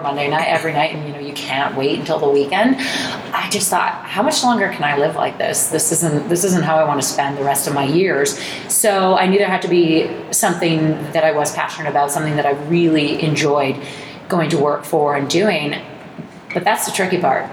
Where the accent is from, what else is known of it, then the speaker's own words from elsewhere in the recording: Oakville, Ontario, Canada; also born or lived in New Jersey, United States; I was just born there, down there, and I grew up in Oakville